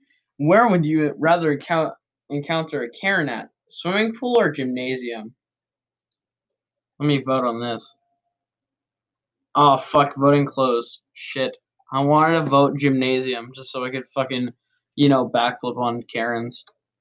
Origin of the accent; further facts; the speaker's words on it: Brazil; Again, I'm from Brazil